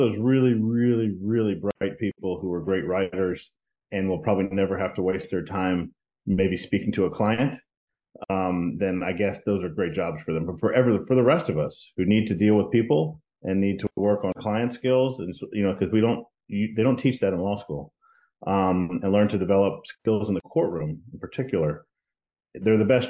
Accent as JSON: {"language": "English", "region": "Texas", "country": "United States", "tie": "born or raised there", "also_born_or_lived": "Washington, D.C. / Miami", "moved": "yes", "lives_now": "Florida, United States", "said": "I grew up in Texas"}